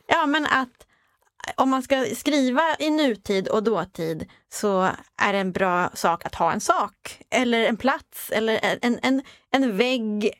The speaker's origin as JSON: {"language": "Swedish", "region": "Småland", "country": "Sweden", "said": "jag är från Småland."}